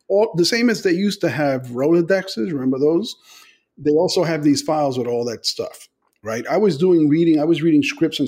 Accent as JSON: {"language": "English", "town": "New York City", "region": "New York", "country": "United States", "tie": "born or raised there", "said": "I grew up in the South Bronx"}